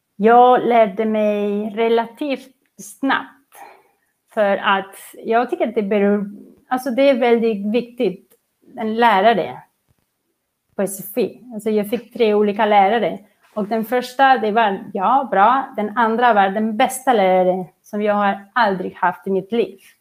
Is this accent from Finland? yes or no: no; Barcelona, Catalonia, Spain; Swedish is a second language; moved away as an adult; also born or lived in Qatar; now in Sweden; Jag kommer från Barcelona.